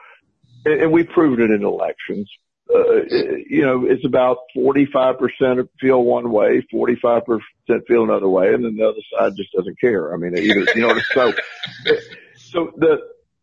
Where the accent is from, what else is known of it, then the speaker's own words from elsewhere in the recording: Plant City, Florida, United States; my hometown, is Plant City, Florida, and we grew up where super conservative